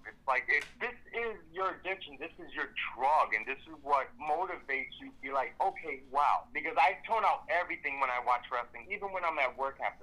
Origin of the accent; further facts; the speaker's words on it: New York City, New York, United States; I grew up in the Lower East Side